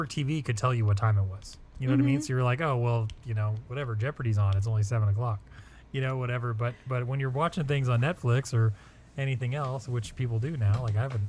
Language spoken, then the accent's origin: English; United States; As an American